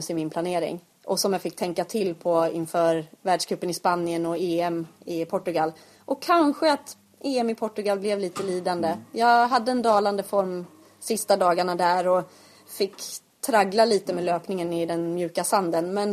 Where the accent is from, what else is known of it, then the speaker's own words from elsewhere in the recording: Eksjö, Jönköping County, Sweden; Och jag märker ju att, att folk förknippar mig med att jag är från Eksjö.